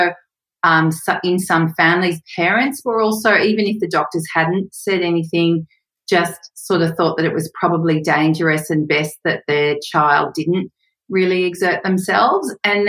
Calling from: Sydney, New South Wales, Australia; Hey, Sam. I'm in Newtown in Sydney, Australia.

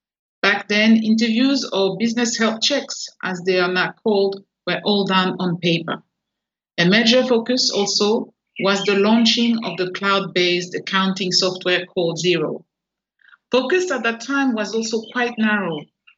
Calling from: Port Vila, Shefa, Vanuatu; I'm in Port Vila in the Vanuatu Chamber of Commerce and Industry office.

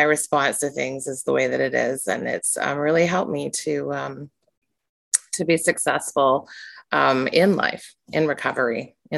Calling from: Victoria, British Columbia, Canada; and I am joining you from the traditional territory of the Lekwungen people, which is Vic West is where I am in British Columbia.

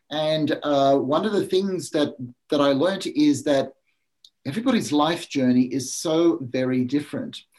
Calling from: Sunshine Coast, Queensland, Australia; I'm beaming in from Australia, from a small place called the Sunshine Coast, which is on the east coast, just north of uh, Brisbane.

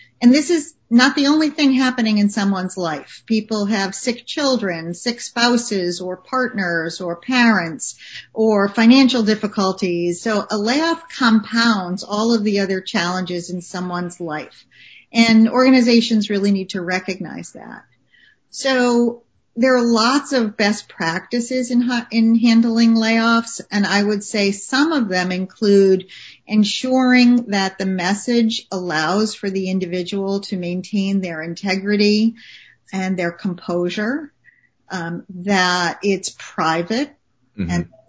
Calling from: Saco, Maine, United States; I'm calling in from Saco, Maine.

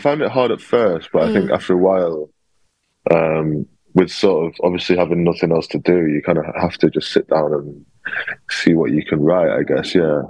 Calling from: Peckham, London, United Kingdom; I'm joining from Peckham. I just moved in to a new flat here on Wednesday

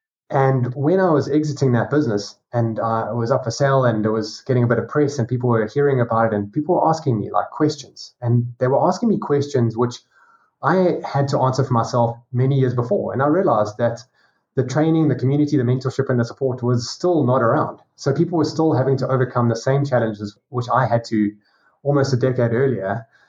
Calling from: South Africa; Down at the bottom tip of Africa in South Africa.

